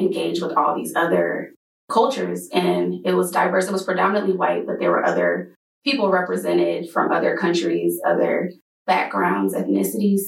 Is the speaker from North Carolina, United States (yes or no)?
yes; North Carolina, United States; I'm from North Carolina